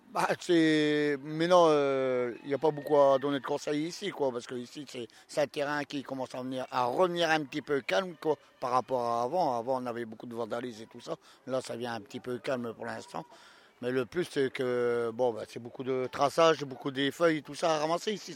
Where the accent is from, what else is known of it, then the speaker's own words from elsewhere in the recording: the Nord, Hauts-de-France, France; Je suis originaire du Nord